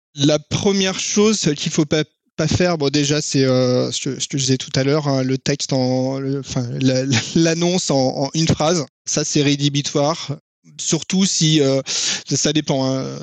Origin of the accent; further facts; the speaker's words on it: France; On est français